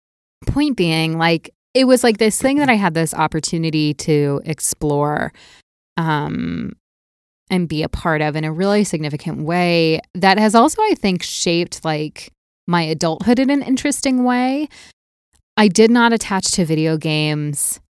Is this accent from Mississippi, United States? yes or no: no; Walnut Creek, California, United States; also born or lived in Naperville / Appleton; so I grew up in outside of San Francisco. And when I was 8, I moved to a town called Walnut Creek, which it's very odd.